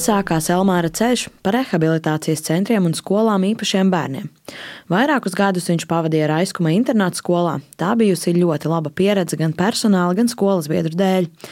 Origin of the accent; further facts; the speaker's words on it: Skrunda, Kurzeme, Latvia; pati esmu no Skrundas